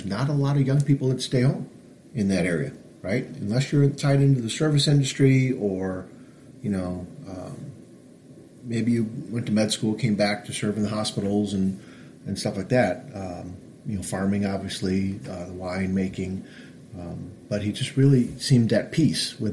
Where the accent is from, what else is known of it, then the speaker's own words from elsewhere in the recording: Northville, Michigan, United States; I grew up in Northville